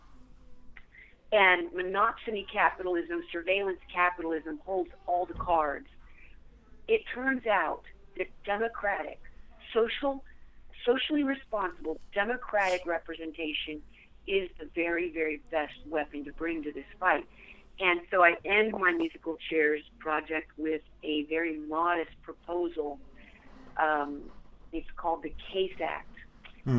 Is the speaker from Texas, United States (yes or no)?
yes; Texas, United States; my home state, Texas